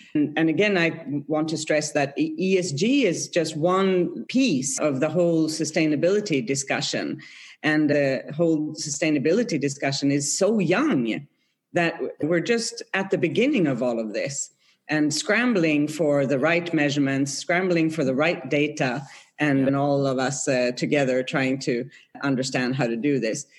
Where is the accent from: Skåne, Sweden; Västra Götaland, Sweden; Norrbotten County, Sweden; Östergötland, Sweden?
Östergötland, Sweden; Norrköping; moved away as an adult; now in Geneva, Switzerland; I grew up in Sweden in, in a town called Norrköping, south of Stockholm.